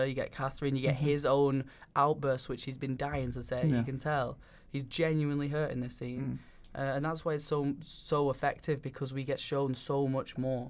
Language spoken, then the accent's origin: English; Leyland, North West England, United Kingdom; moved away; I've travelled back to my hometown and his hometown of Leyland